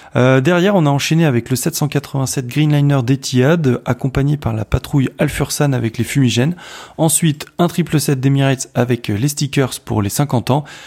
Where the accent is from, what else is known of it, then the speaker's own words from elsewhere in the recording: France; je suis français